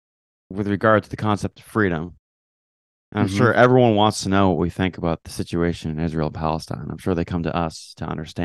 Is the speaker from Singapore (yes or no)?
no; Canada; moved away as an adult; also born or lived in New York, United States